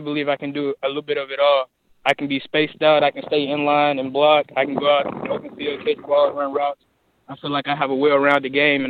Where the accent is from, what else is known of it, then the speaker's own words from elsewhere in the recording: Forest City, Arkansas, United States; I'm originally from Forest City, Arkansas, right down the road.